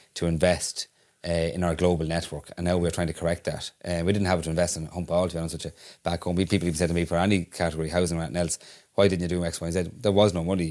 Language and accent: English; Ireland